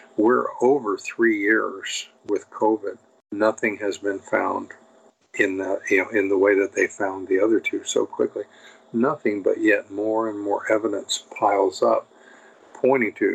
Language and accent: English; United States; I'm an American